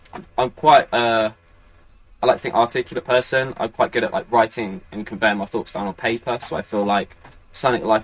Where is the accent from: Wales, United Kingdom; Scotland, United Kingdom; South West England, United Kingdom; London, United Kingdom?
South West England, United Kingdom; Beckington; moved away; also born or lived in Frome, Somerset / Brighton; I was brought up in a tiny little town called Froome, in the middle of Somerset. Although I was pretty much brought up in an even smaller place called Beckington.